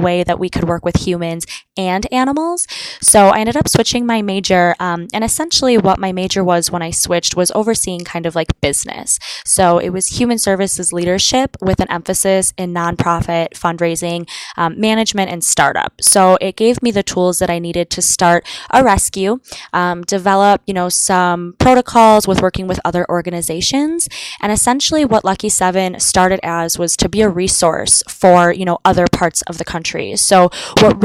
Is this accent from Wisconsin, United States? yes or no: yes; Green Bay, Wisconsin, United States; also born or lived in Oshkosh, Wisconsin; my hometown in Green Bay